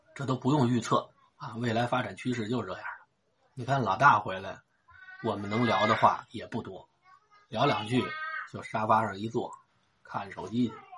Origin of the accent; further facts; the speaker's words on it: Xicheng, Beijing, China; 打小都是在西城长大的